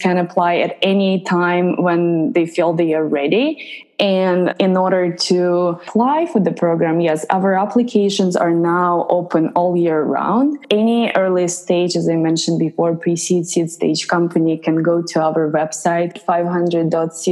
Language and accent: English; Ukraine; moved away as an adult; also born or lived in Bay Area; I'm originally from Ukraine